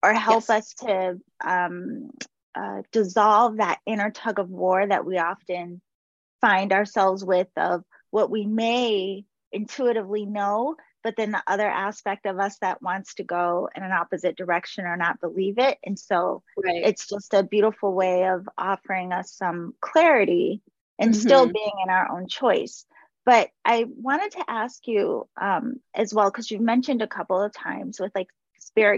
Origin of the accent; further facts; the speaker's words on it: Massachusetts, United States; I grew up in Massachusetts